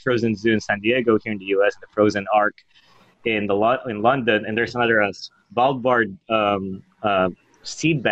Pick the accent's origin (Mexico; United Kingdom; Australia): Australia; moved away; I'm from Australia